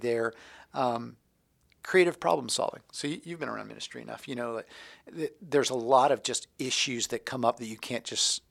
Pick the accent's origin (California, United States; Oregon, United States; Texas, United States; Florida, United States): Florida, United States; So I'm from Florida.